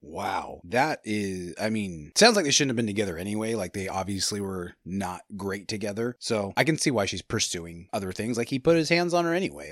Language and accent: English; California, United States; we're from California